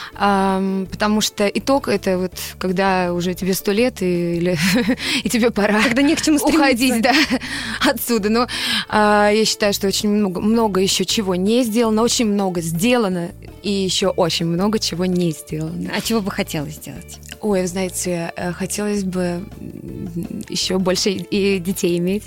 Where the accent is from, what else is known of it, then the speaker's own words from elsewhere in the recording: Voronezh, Voronezh Oblast, Russia; в городе, где я родилась, в Воронеже